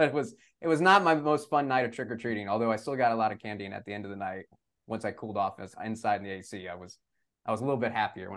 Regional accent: San Antonio, Texas, United States; growing up in San Antonio, I remember more Halloweens where I was sweating in my costume than a cold.

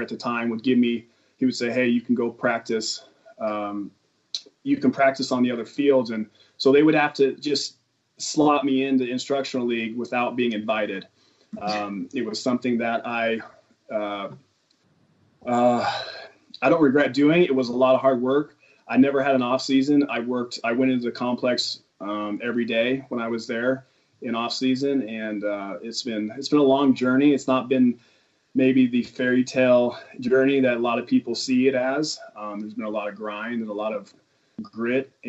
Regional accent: Simi Valley, California, United States; I grew up in Simi Valley, California, a little north of L.A., and went to high school out there

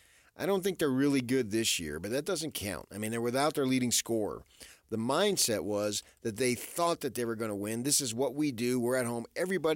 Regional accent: Phoenix, Arizona, United States; now in Utah, United States; I'm from Phoenix.

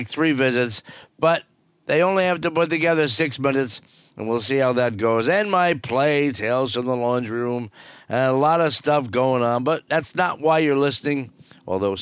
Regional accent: New Jersey, United States; moved away; also born or lived in Southwest Florida; I grew up in New Jersey

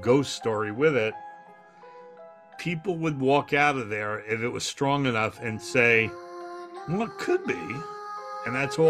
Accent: New York, United States; I had a normal childhood. I grew up on Long Island, played sports, went to Albert Einstein College of Medicine, got a degree in radiology.

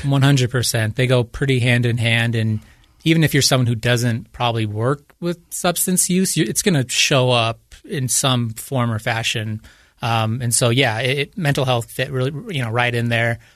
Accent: Utah, United States; Growing up in Utah

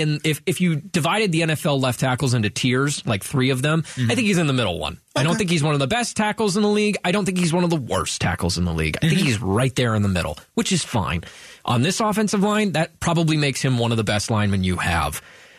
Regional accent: Ohio, United States; I'm a Buckeye fan. I grew up in Ohio

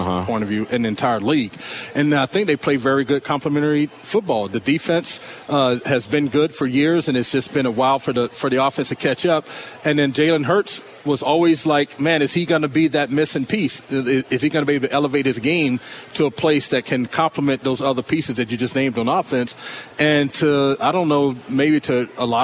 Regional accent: Asheville, North Carolina, United States; moved away; I'm originally from North Carolina, and so I grew up in Asheville, North Carolina.

